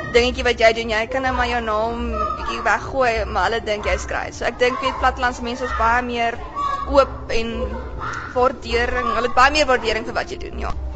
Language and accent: Afrikaans; Kimberley, Northern Cape, South Africa; moved away; also born or lived in Stellenbosch; ek kom van Kimberley af